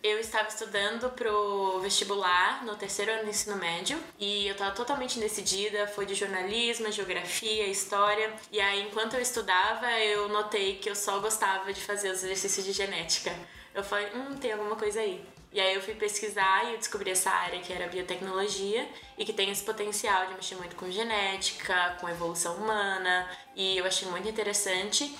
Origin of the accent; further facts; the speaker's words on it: São Paulo, Brazil; moved away as an adult; also born or lived in Boston; now in Toronto, Canada; eu sou de São Paulo